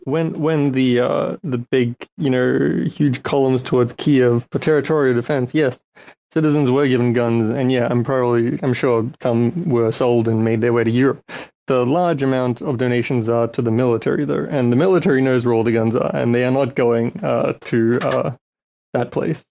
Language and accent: English; Australia; also born or lived in Ukraine; I grew up in Australia mostly, and uh, I had to sort of describe myself as Russian because people didn't know what Ukraine was.